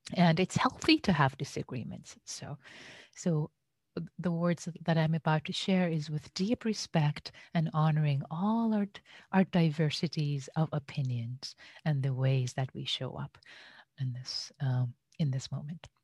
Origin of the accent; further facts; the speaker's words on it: Iran; now in United States; having been an immigrant in the U S, I was born and raised in Iran.